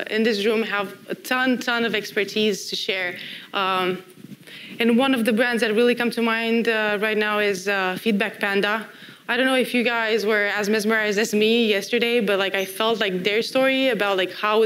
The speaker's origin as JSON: {"language": "English", "country": "Romania", "moved": "as an adult", "said": "I used to work for a startup back in my home country in Romania"}